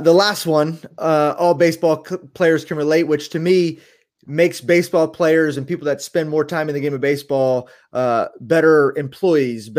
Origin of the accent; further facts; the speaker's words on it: right outside of Baltimore, Maryland, United States; we grew up right outside of Baltimore, going to Camden Yards many times